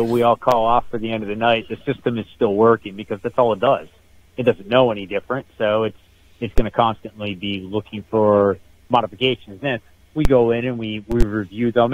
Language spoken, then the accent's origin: English; Northeast Pennsylvania, United States; I'm actually from the the Northeast. I'm I'm just based out of, just outside of Wilkes-Barre, Pennsylvania